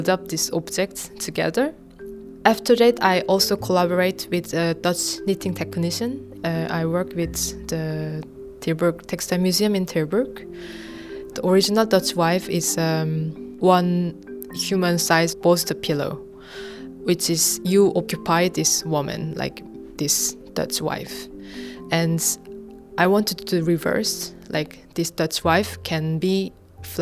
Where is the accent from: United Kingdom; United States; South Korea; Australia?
South Korea; moved away; I'm from South Korea.